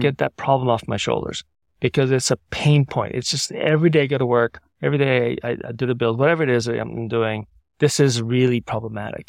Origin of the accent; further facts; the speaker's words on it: Sydney, New South Wales, Australia; now in San Francisco, United States; I grew up in Sydney from nineteen seventy-three to nineteen eighty, which dates me a little bit.